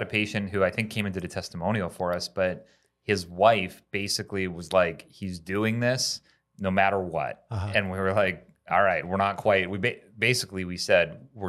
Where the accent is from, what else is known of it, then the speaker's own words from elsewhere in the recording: Canada; I'm from Canada.